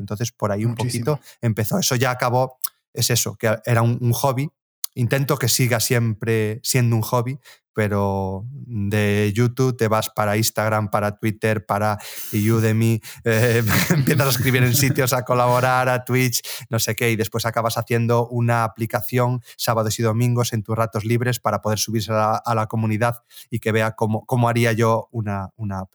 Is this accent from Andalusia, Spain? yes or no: no; Galicia, Spain; yo volví a mi ciudad natal, aquí en, en, Galicia, el pueblo donde básicamente me crié